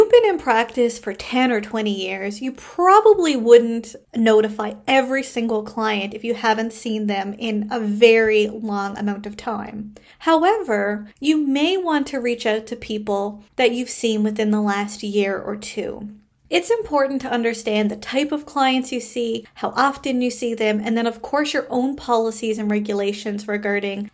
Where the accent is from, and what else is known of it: Canada